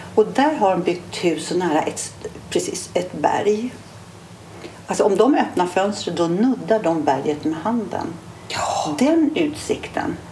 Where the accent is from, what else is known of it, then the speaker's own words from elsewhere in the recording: Stockholm, Stockholm County, Sweden; jag är ju från stan